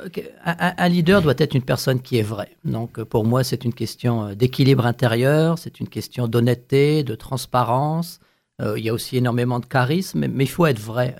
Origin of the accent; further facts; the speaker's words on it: northern Paris region, Île-de-France, France; moved away; je suis originaire de France